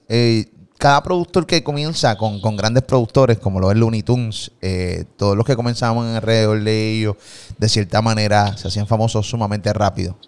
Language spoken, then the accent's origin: Spanish; Puerto Rico; de Puerto Rico